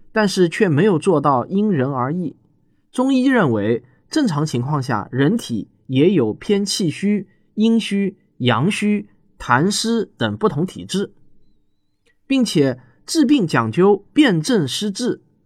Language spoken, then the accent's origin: Chinese; China; 我们大陆人